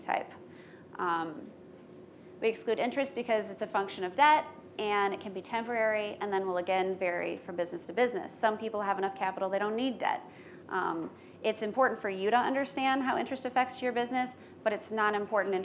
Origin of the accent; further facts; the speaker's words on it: Midwest, United States; I'm from the Midwest